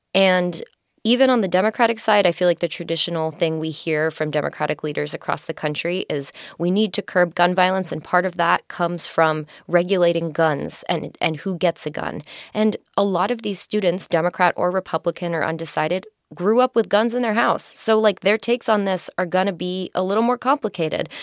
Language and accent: English; New York City, New York, United States; I'm from New York City